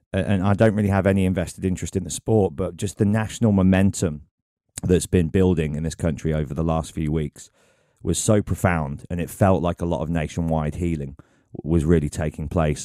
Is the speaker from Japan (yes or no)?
no; England, United Kingdom; I've ever felt pride over being English